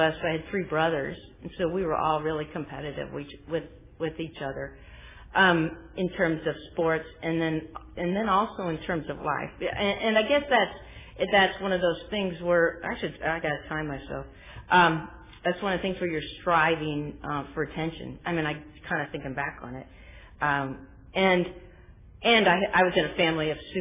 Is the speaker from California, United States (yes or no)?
yes; Sacramento, California, United States; I'm from Sacramento